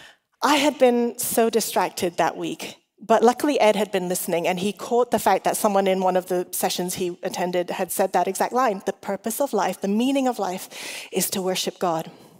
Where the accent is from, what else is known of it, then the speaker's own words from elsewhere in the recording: Hong Kong; also born or lived in Australia / England; I was an international school kid. I'm Chinese and Welsh. I grew up in Hong Kong like Ben, but I didn't get to meet the Chases until just a couple of years ago. I grew up in Hong Kong, I've lived in Australia, England, and now I'm here.